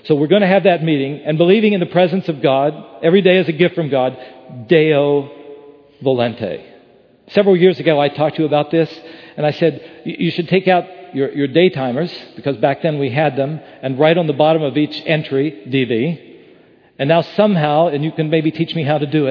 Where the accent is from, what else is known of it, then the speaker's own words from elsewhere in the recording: West Virginia, United States; I grew up in West Virginia.